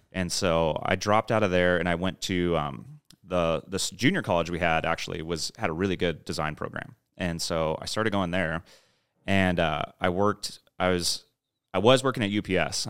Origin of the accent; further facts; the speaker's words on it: San Diego, California, United States; moved away as an adult; also born or lived in Los Angeles / Orange County; now in Austin, United States; growing up in San Diego